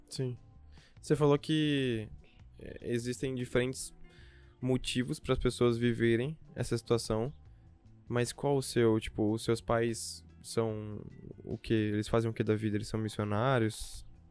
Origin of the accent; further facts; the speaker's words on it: interior of Espírito Santo, Brazil; now in São Paulo, Brazil; do interior do Espírito Santo, de onde eu vim